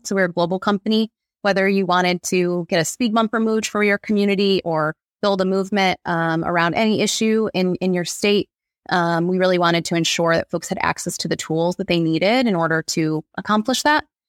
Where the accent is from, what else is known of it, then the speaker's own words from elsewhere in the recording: Monroe County, Michigan, United States; moved away as an adult; also born or lived in Brooklyn, New York; now in Detroit, United States; I grew up in Monroe County